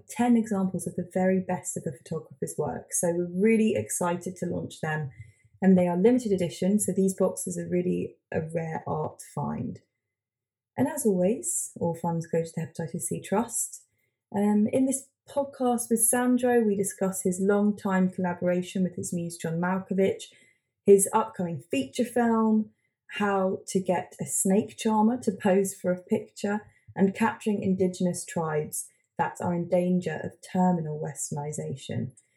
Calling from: London, United Kingdom; also born or lived in Hastings; we're based in London, but I'm calling from Hastings

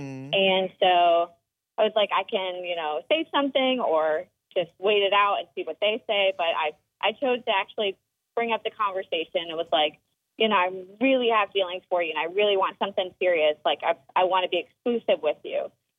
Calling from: Summerville, South Carolina, United States; I'm calling from Somerville.

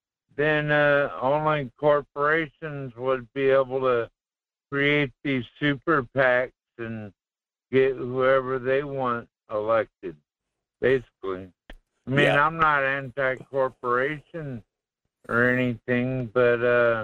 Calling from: Kasilof, Alaska, United States; This is … in Kisilov.

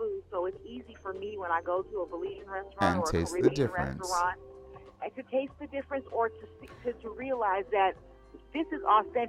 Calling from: Los Angeles, California, United States; Calling from Los Angeles, California.

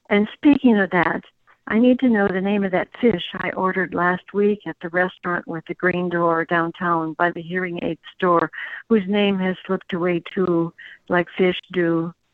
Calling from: Walnut Creek, California, United States; Uh, Walnut Creek, California.

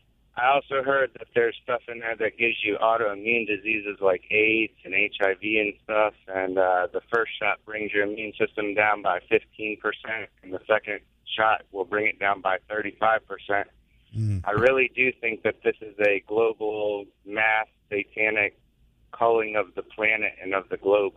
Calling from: St. Augustine, Florida, United States; I'm actually in St. Augustine right now, but headed back towards Middleburg.

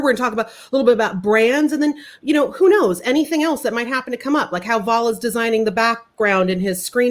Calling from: San Jose, California, United States; Calling from Constellation South Bay Industrial Center, known as my house in San Jose, California.

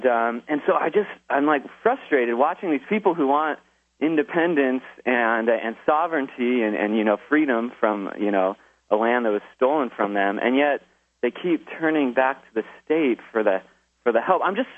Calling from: Hawaii, United States

